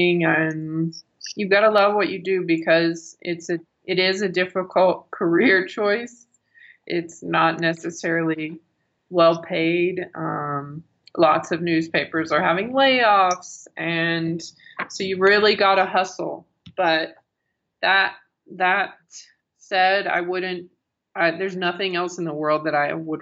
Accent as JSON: {"language": "English", "region": "Arkansas", "country": "United States", "tie": "born or raised there", "also_born_or_lived": "Eastern Kentucky", "moved": "as an adult", "said": "I always wanted to be a writer ever since I was little, growing up in Arkansas"}